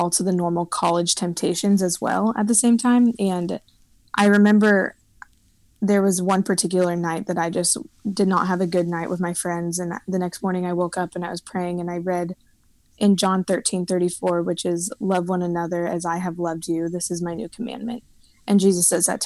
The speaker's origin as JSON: {"language": "English", "town": "Lenexa", "region": "Kansas", "country": "United States", "moved": "yes", "lives_now": "Nashville, United States", "said": "I am originally from Lenexa"}